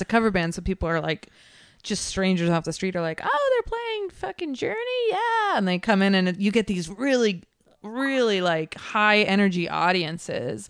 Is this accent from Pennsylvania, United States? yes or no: no; Concord, California, United States; now in Oakland, United States; I'm from Concord